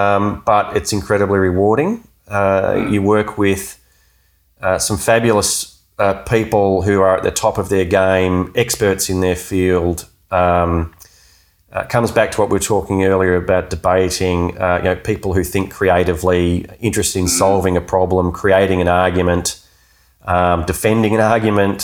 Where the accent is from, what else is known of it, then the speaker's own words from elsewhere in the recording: Melbourne, Victoria, Australia; also born or lived in Geelong; I grew up in Melbourne, lived in Wonga Park near the school, and I had to move to Geelong